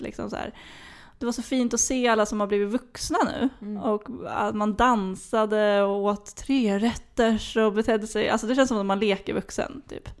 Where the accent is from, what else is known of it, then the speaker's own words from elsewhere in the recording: Flen, Södermanland, Sweden; moved away; hemma i Flen